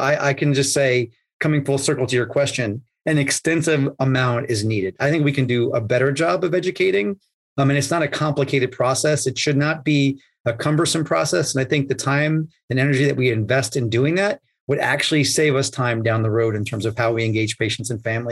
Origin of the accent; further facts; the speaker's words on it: New York, United States; I grew up in New York